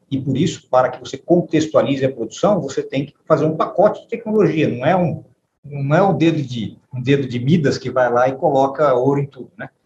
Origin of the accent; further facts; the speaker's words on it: São José do Rio Preto, São Paulo, Brazil; eu venho de uma família de São José do Rio Preto, nasci, nasci em São José do Rio Preto